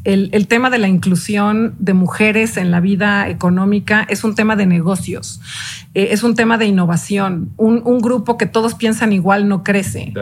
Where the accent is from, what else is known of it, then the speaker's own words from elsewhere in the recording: Mexico; yo soy una mexicana de hueso colorado, creo en este país